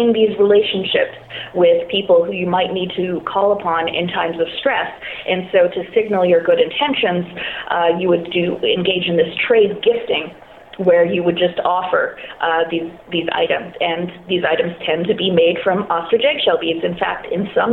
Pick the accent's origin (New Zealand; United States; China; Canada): Canada; I'm Canadian.